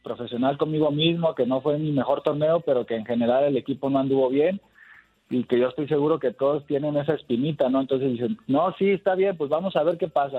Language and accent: Spanish; Mexico; Somos cinco los mexicanos que hemos jugado en Argentina